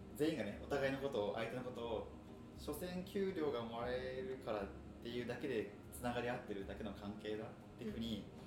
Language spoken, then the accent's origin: Japanese; Gunma, Japan; born or raised there; now in Tokyo, Japan